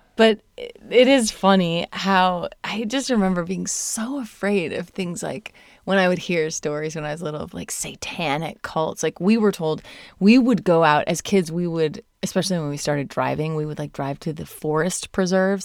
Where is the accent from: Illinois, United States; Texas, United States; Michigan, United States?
Michigan, United States; Indiana, Southwest Michigan / South Bend, United States; moved away; I'm from Southwest Michigan and Notre Dame, South, South Bend, Indiana